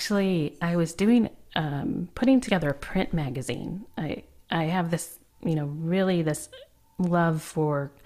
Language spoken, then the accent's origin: English; Flint, Michigan, United States; moved away as an adult; also born or lived in Atlanta, Georgia; now in Oregon, United States; I was from Michigan, lived all my life in Flint, Michigan, actually, and just recently moved out to Oregon